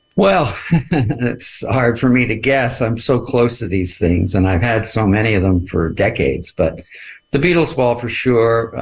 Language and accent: English; Canada; I'm a Canadian